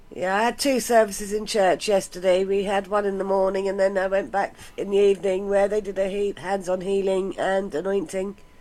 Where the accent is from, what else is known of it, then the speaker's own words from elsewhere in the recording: West Sussex, South East England, United Kingdom; I'm from England, West Sussex, over here in the UK.